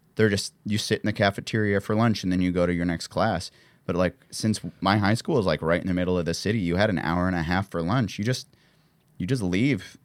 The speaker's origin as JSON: {"language": "English", "town": "Columbia", "region": "Missouri", "country": "United States", "tie": "born or raised there", "moved": "yes", "said": "Columbia, the city I grew up outside"}